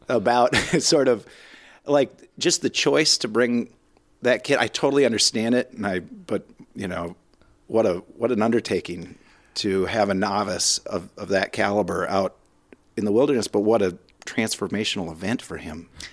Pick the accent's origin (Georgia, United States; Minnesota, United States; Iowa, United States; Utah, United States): Minnesota, United States; being so Minnesotan